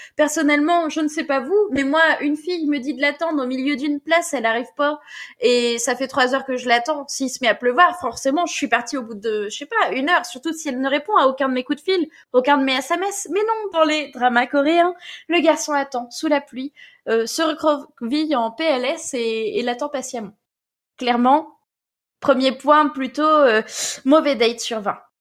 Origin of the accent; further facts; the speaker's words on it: Normandy, France; accent: Normand; mon bon accent normand